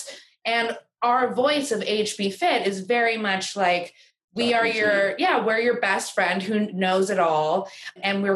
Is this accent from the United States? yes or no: yes; New York, United States; I'm born and raised in New York and I went to school not so far, just in upstate New York